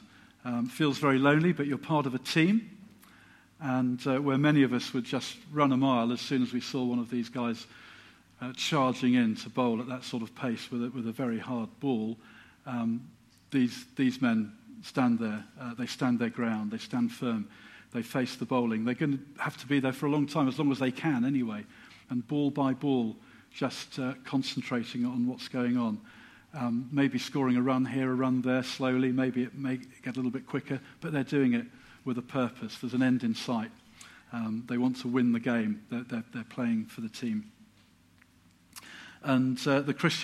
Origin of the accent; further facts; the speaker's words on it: Silsoe, East of England, United Kingdom; now in Letchworth, United Kingdom; I'm actually a fairly local lad. I was brought up in Silso as a child just down the road